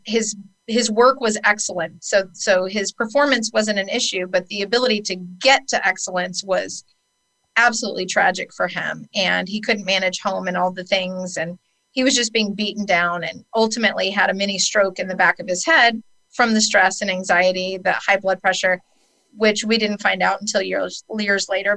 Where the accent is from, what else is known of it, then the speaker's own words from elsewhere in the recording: San Francisco, California, United States; I was born in San Francisco, California, to two heroin addict parents, and I lived in Golden Gate Park as a child.